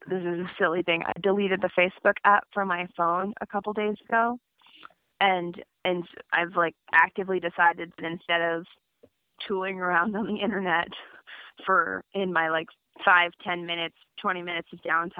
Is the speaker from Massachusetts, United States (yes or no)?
yes; Amherst, Massachusetts, United States; also born or lived in Brooklyn, New York; now in Philadelphia, United States; I grew up in Amherst, Massachusetts, which is fondly known as the crankiest little town in the U.S. of A.